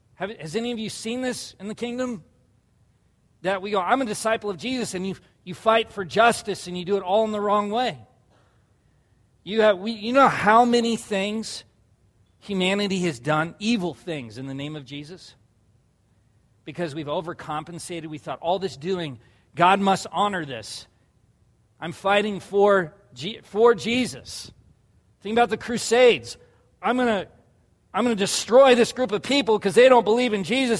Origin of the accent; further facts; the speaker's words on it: La Jolla, California, United States; where I grew up in La Jolla, California